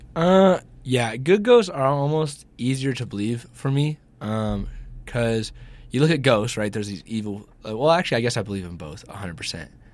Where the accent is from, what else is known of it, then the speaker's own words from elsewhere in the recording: Georgia, United States; I'm from Georgia